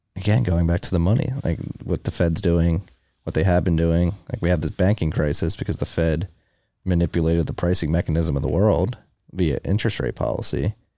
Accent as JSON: {"language": "English", "town": "Philadelphia", "region": "Pennsylvania", "country": "United States", "said": "I'm from Philadelphia, we're going through similar things up in Philly"}